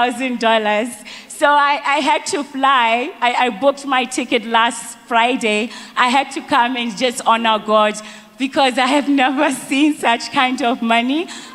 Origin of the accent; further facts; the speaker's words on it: Botswana; now in Atlanta, United States; I'm originally from Botswana, but I live in the US. I have family in UK